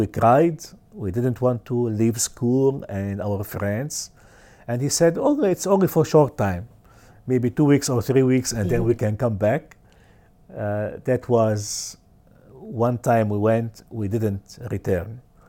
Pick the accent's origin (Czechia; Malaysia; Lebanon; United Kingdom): Lebanon; English is a second language; from Lebanon, born in Lebanon.